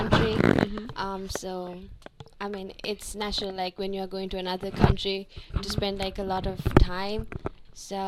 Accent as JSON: {"language": "English", "country": "Sri Lanka", "moved": "as an adult", "lives_now": "United States", "said": "from Sri Lanka"}